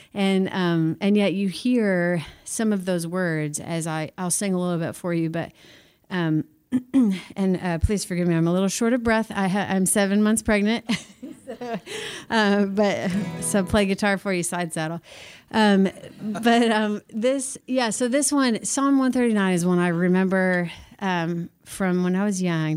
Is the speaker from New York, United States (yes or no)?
no; Missouri, United States; now in Nashville, United States; I grew up in Missouri, moved to Nashville